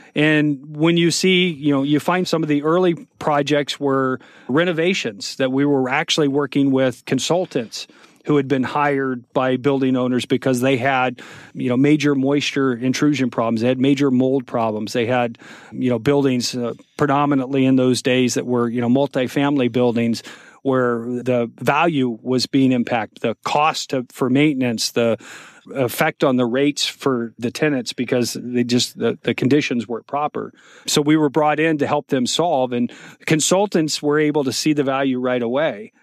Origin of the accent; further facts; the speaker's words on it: United States; being an American